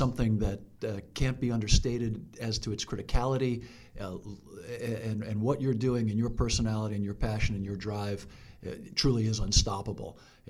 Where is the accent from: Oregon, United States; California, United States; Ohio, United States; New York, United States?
New York, United States; New York City; I was born and raised in the Bronx, New York, where it's absolutely a law. I'm an Irish Catholic kid from the Bronx.